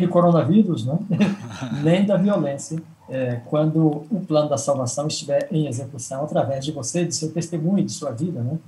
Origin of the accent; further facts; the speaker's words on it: Goiás, Brazil; moved away as an adult; also born or lived in Bahia; eu sou natural de Goiás e trabalhei na minha terra durante seis anos como pastor de igreja